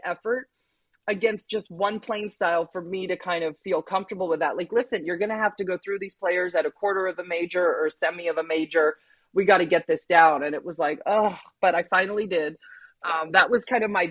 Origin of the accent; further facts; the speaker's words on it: California, United States; growing up in California